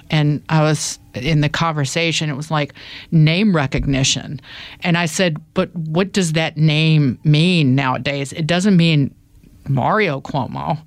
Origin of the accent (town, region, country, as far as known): the South, United States; born or raised there; accent: country; moved away as an adult; now in New York, United States